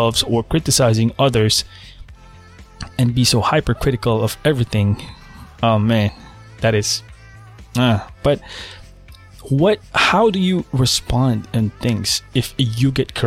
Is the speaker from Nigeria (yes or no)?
no; Philippines; now in United States; I was born in the Philippines. I spent half of my life living in the Philippines